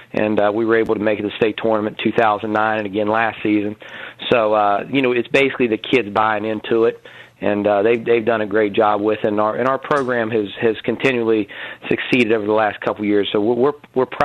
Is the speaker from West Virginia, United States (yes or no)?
yes; Clarksburg, West Virginia, United States; moved away; I'm from the Clarksburg area originally